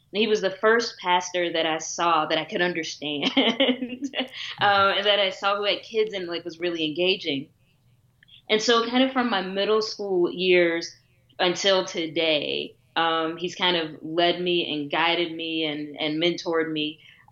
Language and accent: English; Dayton, Ohio, United States; I grew up in Dayton, Ohio